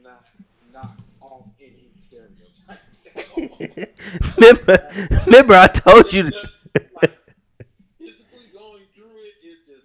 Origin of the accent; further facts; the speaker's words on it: Virginia, United States; I'm from Virginia